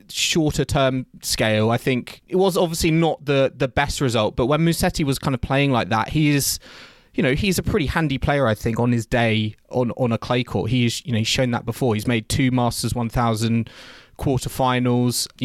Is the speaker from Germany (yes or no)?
no; United Kingdom; as a British fan